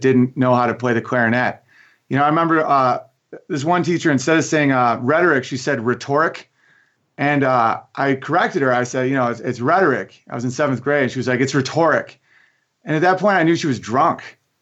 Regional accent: Oswego, New York, United States; moved away as an adult; also born or lived in Los Angeles; I'm from Oswego, New York

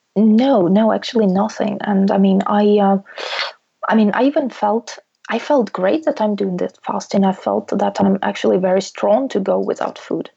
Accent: Russia; now in United Kingdom; I can always go back to my home country

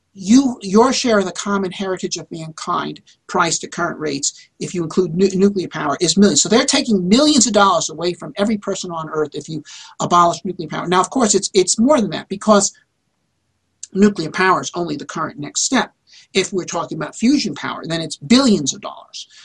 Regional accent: United States; as an American, and I am also an American inventor

